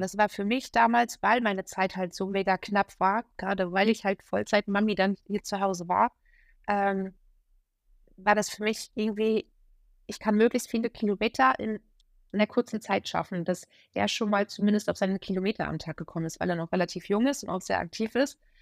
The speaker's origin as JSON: {"language": "German", "country": "Germany", "tie": "born or raised there", "said": "hier in meiner Heimat an der Ostsee"}